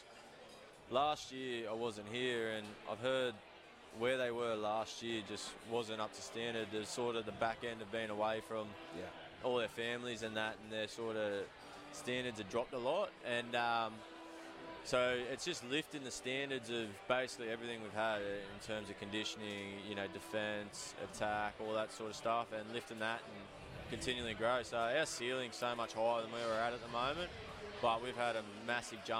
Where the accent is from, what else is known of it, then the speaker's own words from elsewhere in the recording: 2 hours north of Newcastle, New South Wales, Australia; moved away as an adult; now in Auckland, New Zealand; Newcastle is basically my hometown team. I grew up an hour and a half, 2 hours north of there